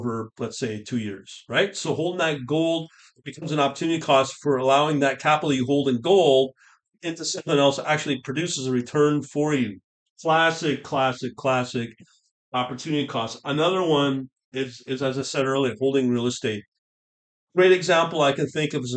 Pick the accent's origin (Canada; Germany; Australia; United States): Canada; As a Canadian